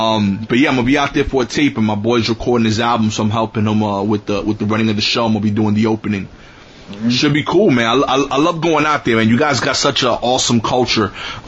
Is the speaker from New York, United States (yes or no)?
yes; New York City, New York, United States; I'm from Brooklyn.